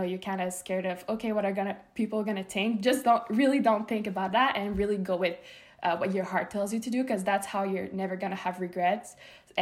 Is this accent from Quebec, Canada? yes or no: yes; Montreal, Quebec, Canada; moved away as an adult; also born or lived in Los Angeles, United States; I'm from Canada, Montreal, and I'm moving to the States back again